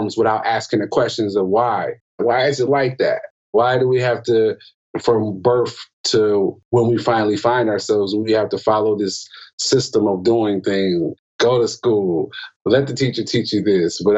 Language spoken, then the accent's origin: English; Milwaukee, Wisconsin, United States; I'm from Milwaukee, Wisconsin